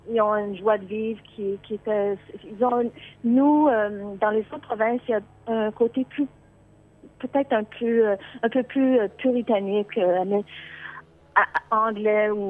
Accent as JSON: {"language": "French", "region": "Quebec", "country": "Canada", "tie": "born or raised there", "moved": "yes", "lives_now": "Ottawa, Canada", "said": "je suis canadienne, canadienne. Euh, je suis bilingue parce que je, je suis née au Québec."}